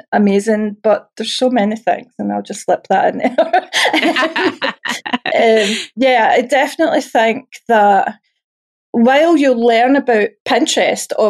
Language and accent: English; Scotland, United Kingdom; I'm Scottish